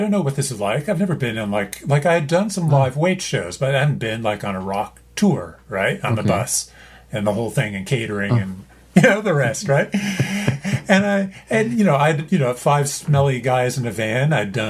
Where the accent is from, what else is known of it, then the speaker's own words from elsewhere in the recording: Canada; I'm Canadian. Eh?